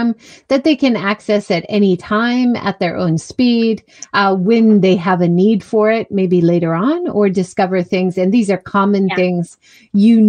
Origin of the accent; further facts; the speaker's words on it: Hawaii, United States; moved away as an adult; also born or lived in California; now in Japan; I grew up in Hawaii and I went to university in California